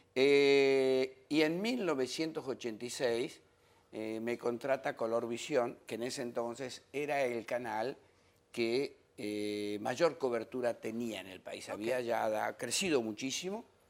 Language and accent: Spanish; Patagonia, Argentina; moved away as an adult; also born or lived in France; now in Dominican Republic; Es que soy patagónico, extraditado